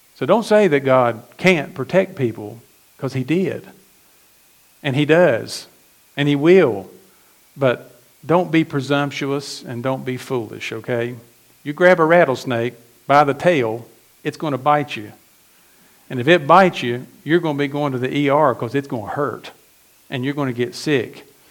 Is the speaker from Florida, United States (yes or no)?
no; McDowell County, West Virginia, United States; I was, I was born in McDowell County, West Virginia